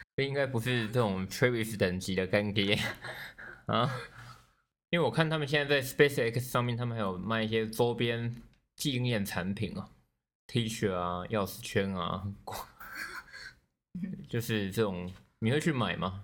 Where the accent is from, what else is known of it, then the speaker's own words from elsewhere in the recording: Neipu, Pingtung County, Taiwan; 我老家在屏东县内埔乡